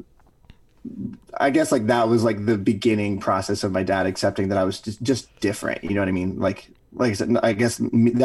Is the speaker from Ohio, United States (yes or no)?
no; Louisiana, United States; moved away as an adult; growing up in Louisiana